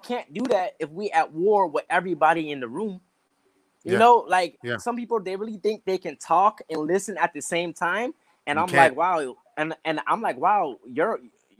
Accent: North Charleston, South Carolina, United States; moved away; also born or lived in Atlanta, Georgia / Durham, North Carolina / San Diego, California; I grew up in North Charleston, South Carolina

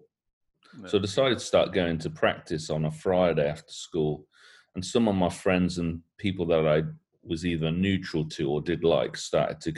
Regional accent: Coventry, West Midlands, United Kingdom; I did grow up in Coventry. I grew up in your Henley Green area.

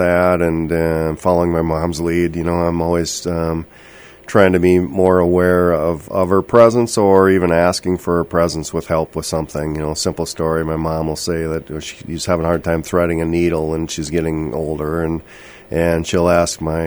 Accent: Princeton, Minnesota, United States; moved away as an adult; also born or lived in St. Cloud / Twin Cities / Clearwater Lake area; now in Bemidji, United States; I grew up in Princeton and went to college in St. Cloud

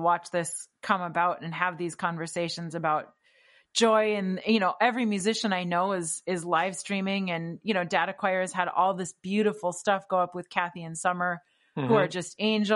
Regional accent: Wisconsin, United States; I'm from Wisconsin after all.

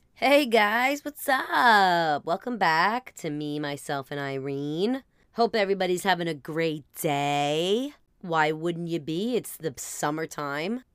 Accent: New Jersey, United States; we're from Jersey

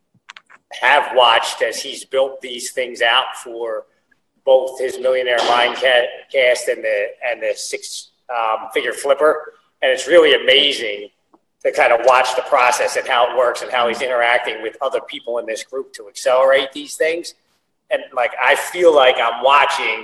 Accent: Philadelphia, Pennsylvania, United States; born and raised in Philadelphia

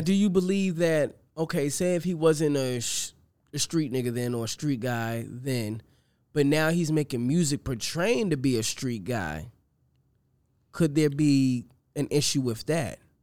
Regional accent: Boston, Massachusetts, United States; I grew up in Boston.

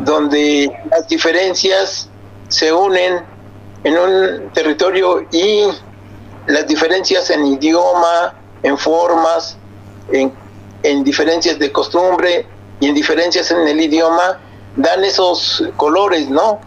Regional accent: Oaxaca, Mexico; now in Mexico City, Mexico; la familia es de Oaxaca, nosotros somos de Oaxaca

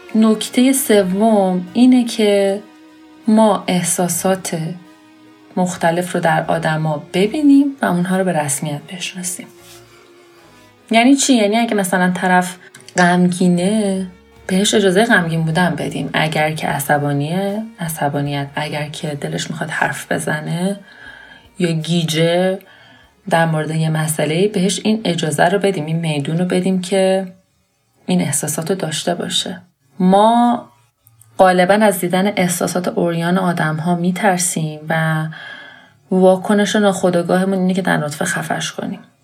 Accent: Iran

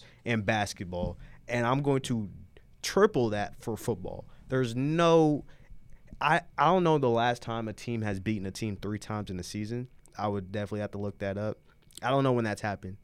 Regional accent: Lexington, Kentucky, United States; I'm from Lexington

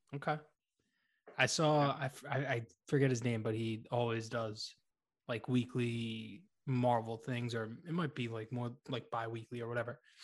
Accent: Boston, Massachusetts, United States; accent: Boston; my Boston accent

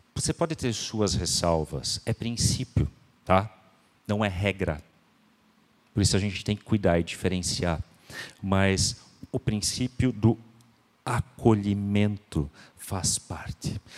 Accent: Santa Catarina, Brazil; nós somos brasileiros

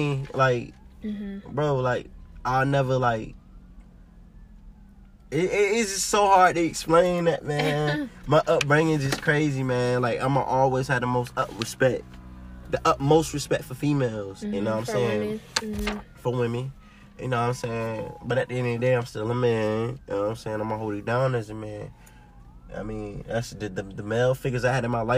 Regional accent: Virginia Beach, Virginia, United States; I'm from Virginia Beach, Virginia

